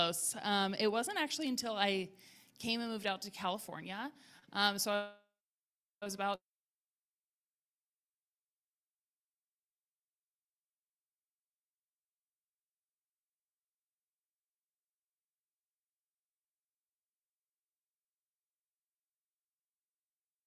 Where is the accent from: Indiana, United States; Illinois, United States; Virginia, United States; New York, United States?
Virginia, United States; Richmond; I grew up in Richmond, Virginia